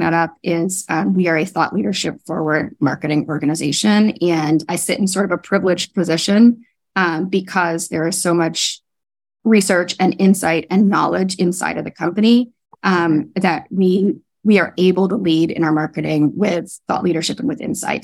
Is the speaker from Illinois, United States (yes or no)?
no; Northern California, United States; moved away; I grew up in the West Coast, um, oh, and in Northern California